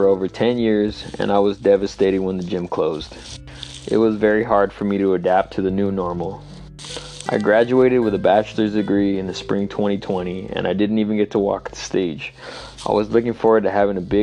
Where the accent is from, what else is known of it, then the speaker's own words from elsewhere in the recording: San Jose, California, United States; I'm from San Jose, California, and I live in Santa Clara County